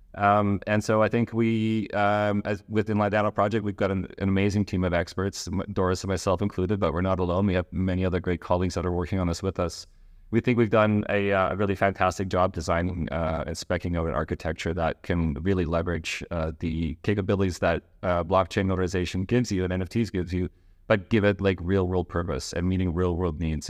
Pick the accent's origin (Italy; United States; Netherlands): Netherlands; moved away; also born or lived in Canada; I'm Dutch Canadian. I grew up in Holland